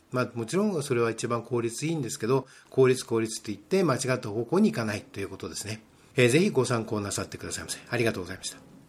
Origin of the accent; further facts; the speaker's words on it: Japan; 日本人の中で、まあ、ノンネイティブですよね英語のネイティブじゃない我々が